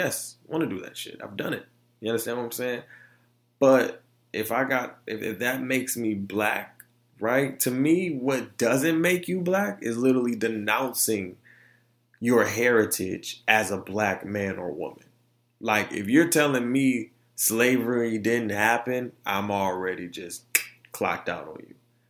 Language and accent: English; Orlando, Florida, United States; also born or lived in Detroit; I come from Florida and Detroit. You know what I'm saying? I come from Orlando and Detroit. Two totally different cultures.